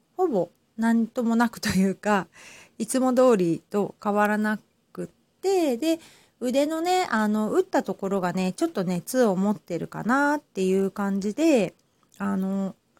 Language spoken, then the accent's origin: Japanese; Hamamatsu, Shizuoka, Japan; now in Kamakura, Japan; 私ね、浜松出身なので